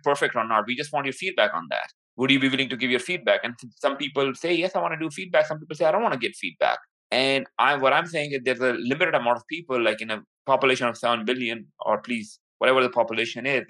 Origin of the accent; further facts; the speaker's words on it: Pakistan; moved away; I'm from Pakistan